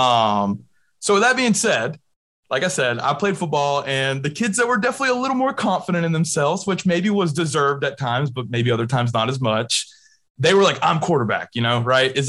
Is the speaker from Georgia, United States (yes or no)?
yes; Marietta, Georgia, United States; I'm from Marietta as well